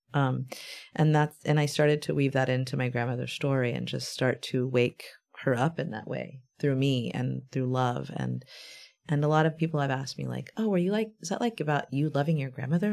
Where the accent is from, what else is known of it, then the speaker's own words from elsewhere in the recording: Brownsville, Texas, United States; now in San Antonio, United States; in my hometown where I was born.